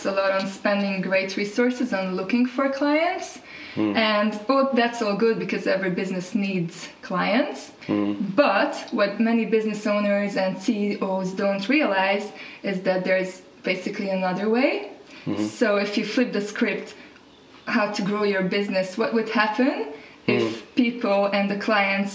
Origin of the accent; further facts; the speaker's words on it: Hungary; also born or lived in Paris, France; now in Nelson, New Zealand; I am originally from Hungary, but currently living in New Zealand, Nelson, on the South Island.